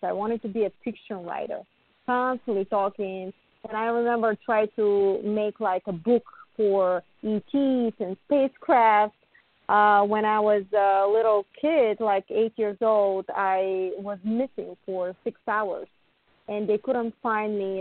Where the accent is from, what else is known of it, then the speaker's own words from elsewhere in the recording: Bulgaria; now in United States; I was born in Bulgaria